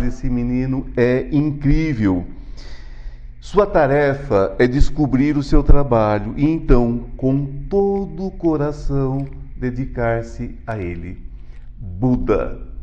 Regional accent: São Paulo, Brazil; also born or lived in Goiânia, Goiás; eu sou paulista, mas eu moro metade da semana aqui, metade em Goiás

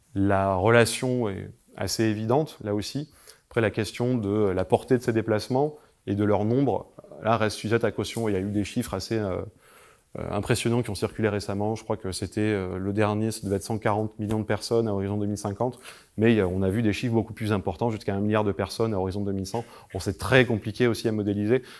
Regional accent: Carpentras, Provence-Alpes-Côte d'Azur, France; je viens de Carpentras à la base

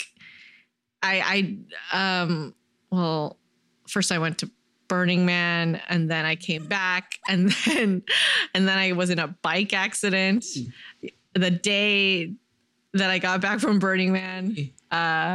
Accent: San Jose, California, United States; also born or lived in New York; the San Jose Museum of Art, so my hometown contemporary art museum

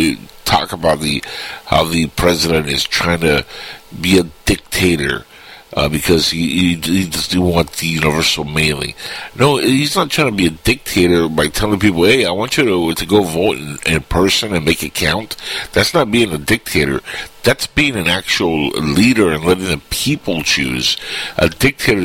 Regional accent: Cuba; now in United States; I'm Cuban, and sadly, I can never run for president because I was born in Cuba

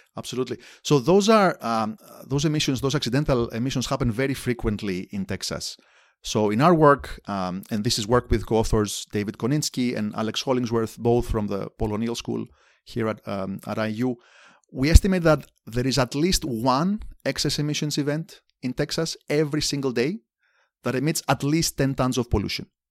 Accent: Athens, Attica, Greece; moved away as an adult; also born or lived in Amherst, Massachusetts; now in Indiana, United States; I grew up in Athens, Greece, in the nineteen eighties.

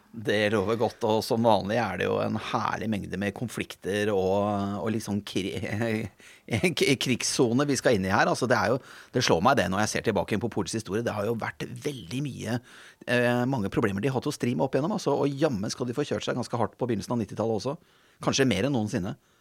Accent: Norway; som nordmann

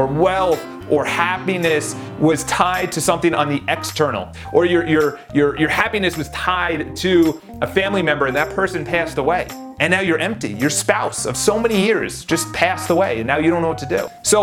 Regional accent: New York City, New York, United States; I come from New York City.

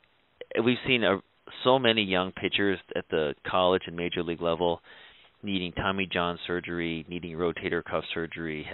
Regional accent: Cleveland, Ohio, United States; I was born and raised in Cleveland, Ohio, so I've always been a Cleveland Indians fan

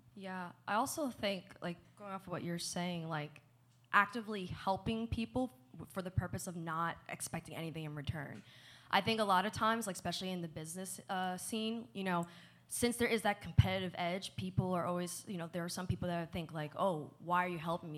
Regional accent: New Jersey, United States; moved away as an adult; also born or lived in Kentucky; I grew up in New Jersey.

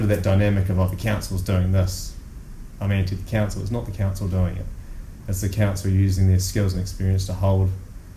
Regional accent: Sydney, New South Wales, Australia; now in Whanganui, New Zealand; I grew up in Surry Hills in Sydney

